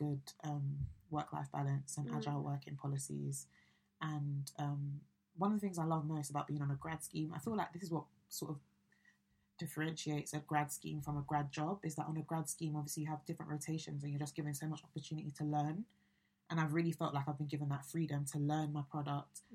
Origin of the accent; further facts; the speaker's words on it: London, United Kingdom; moved away as an adult; also born or lived in Chester; I'm from London